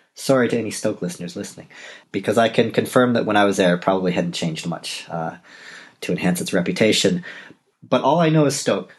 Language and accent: English; Toronto, Ontario, Canada; first language English; moved away as an adult; also born or lived in Scandinavia; now in Europe; I am originally from Toronto